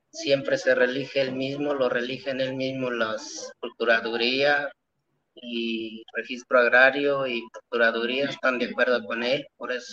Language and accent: Spanish; La Pila, San Luis Potosí, Mexico; ejidatario de la pila, de, La Pila.